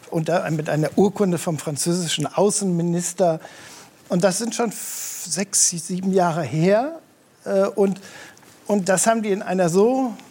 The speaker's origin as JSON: {"language": "German", "region": "Rhineland", "country": "Germany", "tie": "born there", "said": "ich bin ja im Rheinland geboren"}